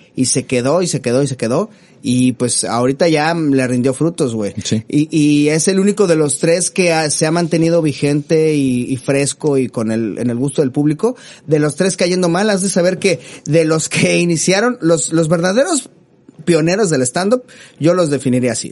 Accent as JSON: {"language": "Spanish", "region": "Mexico City", "country": "Mexico", "said": "uno como chilango"}